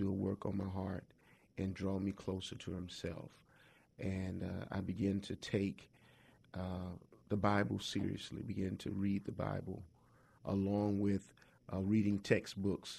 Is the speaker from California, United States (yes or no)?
no; Augusta, Georgia, United States; I grew up in Augusta, Georgia.